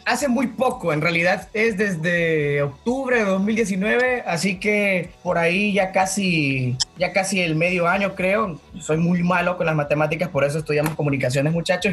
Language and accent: Spanish; El Progreso, Yoro, Honduras; soy, soy de Honduras